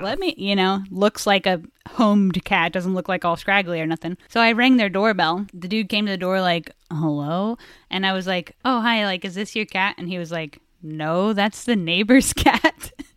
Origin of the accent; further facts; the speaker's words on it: Indiana, United States; we're both from Indiana